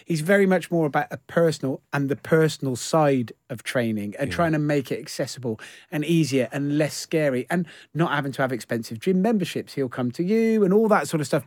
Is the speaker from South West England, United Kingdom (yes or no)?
yes; Gloucester, South West England, United Kingdom; I'm from Gloucester, so I'm from Gloucester, and I moved into a house when I was 18